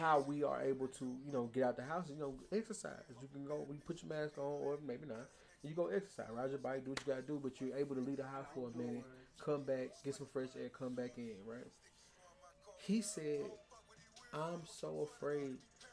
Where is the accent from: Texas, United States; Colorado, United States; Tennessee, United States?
Tennessee, United States; Nashville; I'm proudly from South Nashville